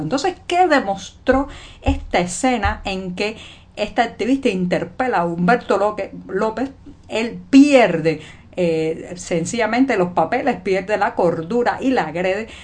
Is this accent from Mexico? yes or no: no; Cuba; cubana, ciudadana, periodista